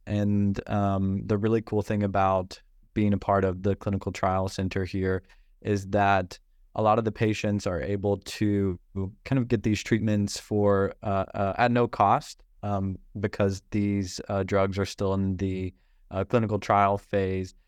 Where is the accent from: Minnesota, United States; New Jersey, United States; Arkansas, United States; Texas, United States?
Arkansas, United States; Northeast; moved away as an adult; now in San Francisco, United States; I grew up in Northeast Arkansas